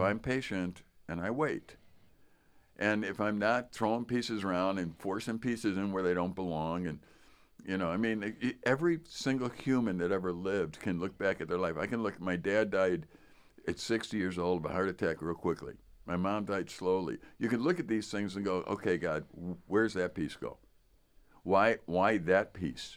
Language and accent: English; Chicago, Illinois, United States; I was from Chicago